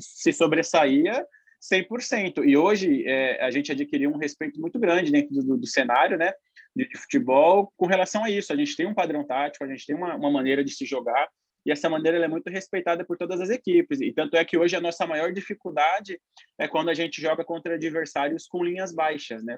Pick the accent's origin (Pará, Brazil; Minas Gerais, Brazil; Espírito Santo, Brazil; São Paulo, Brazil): São Paulo, Brazil; Eu sou de Itaquera, né? Sou de Quebrada, Zona Leste